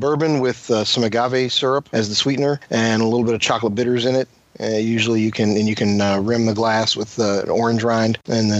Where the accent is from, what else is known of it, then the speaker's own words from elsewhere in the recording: Louisville, Kentucky, United States; All right, well, I'm from Louisville, Kentucky.